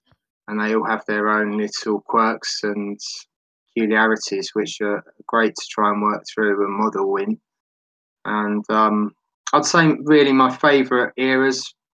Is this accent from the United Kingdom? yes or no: yes; London, United Kingdom; now in Devon, United Kingdom; And I'm from England, born and bred in London. I've moved out of the city to the southwest of Devon, which is a lot more rural for me.